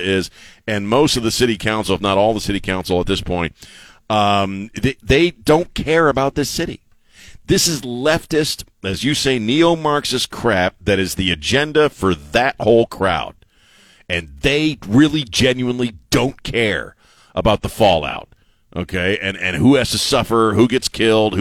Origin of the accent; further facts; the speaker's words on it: Baltimore, Maryland, United States; moved away; I have friends I grew up with in Baltimore